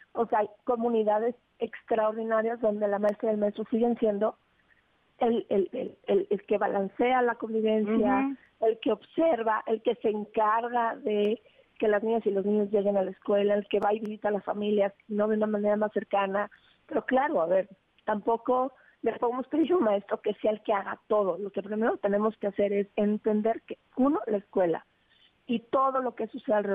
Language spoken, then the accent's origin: Spanish; Mexico; Entonces, nosotros expresamos como mexicanos tener una enorme preocupación